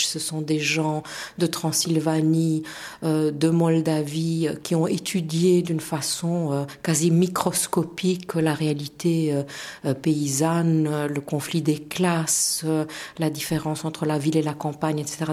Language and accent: French; Romania; first language Romanian; French is a second language; moved away as an adult; also born or lived in Bucharest, Romania; now in Belgium; je suis assez intéressée par la perspective de pouvoir redonner cours dans mon pays d'origine, peut-être même dans ma langue d'origine